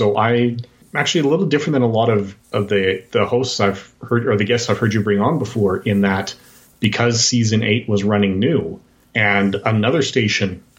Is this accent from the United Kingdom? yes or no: no; Edmonton, Alberta, Canada; I have been born and raised in Canada. I'm still in my hometown of Edmonton, Alberta.